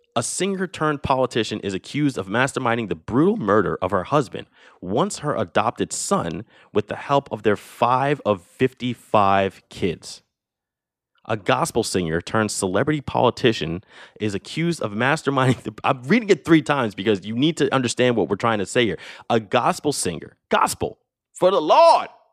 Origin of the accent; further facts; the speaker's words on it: United States; as an American